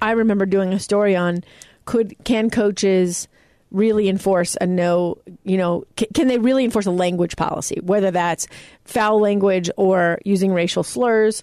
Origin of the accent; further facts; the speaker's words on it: United States; I was lucky enough to be born here.